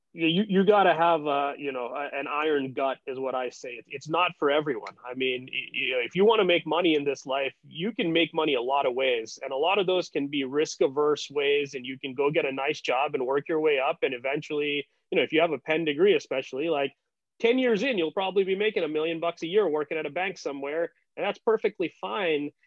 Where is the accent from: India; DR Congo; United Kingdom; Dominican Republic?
India; moved away as an adult; also born or lived in United States; growing up in India